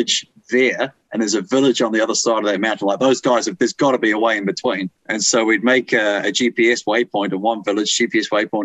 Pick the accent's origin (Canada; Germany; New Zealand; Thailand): New Zealand; as a Kiwi